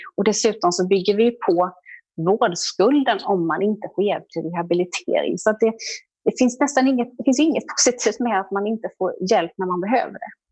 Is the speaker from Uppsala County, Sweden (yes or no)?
no; Jönköping, Jönköping County, Sweden; accent: Småland; jag är smålänning och Jönköpingsbo, det hör man därför att det är svårt att hitta några R när jag talar.